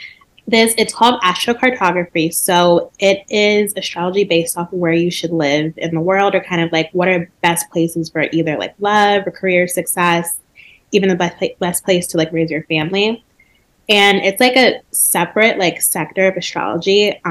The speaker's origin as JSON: {"language": "English", "town": "Atlanta", "region": "Georgia", "country": "United States", "tie": "born or raised there", "also_born_or_lived": "Connecticut / New York", "moved": "yes", "said": "I grew up in Atlanta."}